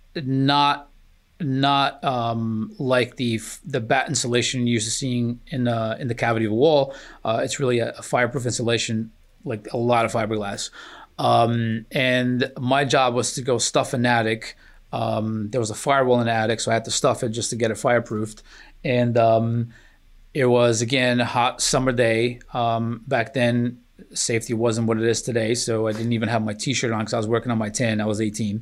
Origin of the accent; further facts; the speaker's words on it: Newark, New Jersey, United States; also born or lived in Aveiro, Portugal; I was nine, my sister was eleven. And, uh, we immigrated to the ironbound section of Newark